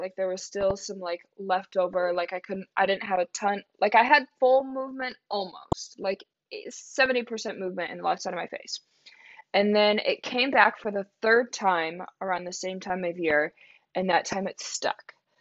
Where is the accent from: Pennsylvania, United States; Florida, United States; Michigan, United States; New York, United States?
Michigan, United States; Saline; I'm from a small town called Saline, Michigan. It's right outside of Ann Arbor